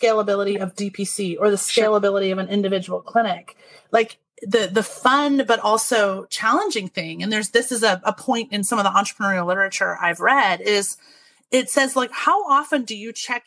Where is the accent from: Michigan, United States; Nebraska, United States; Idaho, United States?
Idaho, United States; moved away as an adult; also born or lived in Massachusetts / Texas / Nashville / Washington State; I grew up in Idaho